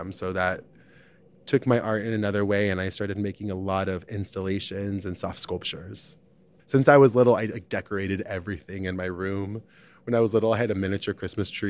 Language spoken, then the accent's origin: English; Arizona, United States; now in Chicago, United States; I've been in Chicago for 16 years, most of my life, but I'm originally from Arizona, very close to the Mexican border, a really small town.